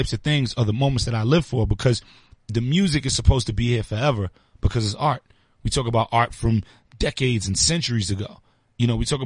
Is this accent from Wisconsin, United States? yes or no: no; New York City, New York, United States; I'm from Brooklyn, so I'm from the home of getting to it as quick as possible